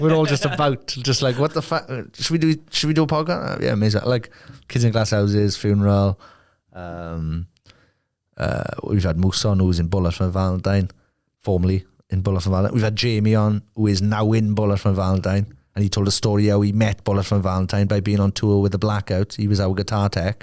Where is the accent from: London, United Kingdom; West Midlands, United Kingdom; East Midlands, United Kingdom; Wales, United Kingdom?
Wales, United Kingdom; Merthyr Tydfil; my hometown